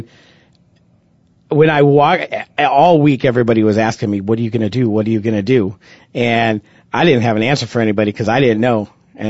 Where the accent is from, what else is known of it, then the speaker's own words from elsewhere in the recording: Nebraska, United States; football is life growing up in Nebraska